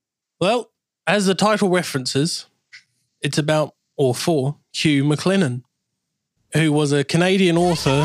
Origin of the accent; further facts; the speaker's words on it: New Zealand; now in England; growing up in New Zealand